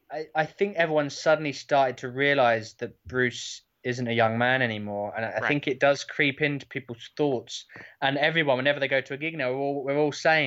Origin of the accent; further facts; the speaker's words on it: England, United Kingdom; especially being English, of course, I love the … like everyone does